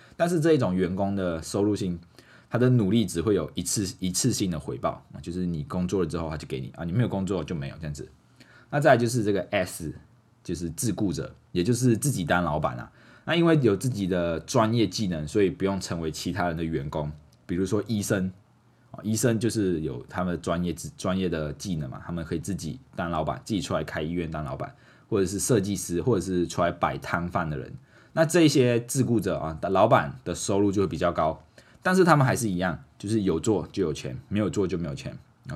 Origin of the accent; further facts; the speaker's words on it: Malaysia; moved away as an adult; also born or lived in Pingtung, Taiwan; now in Taiwan; 我是马来西亚华人